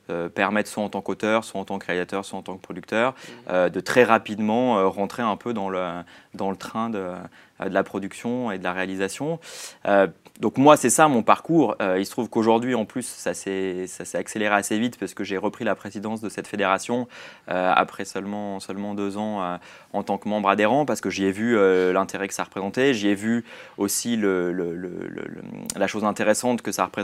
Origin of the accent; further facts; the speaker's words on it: Switzerland; now in Paris, France; j'ai quitté la Suisse et je suis venu à Paris.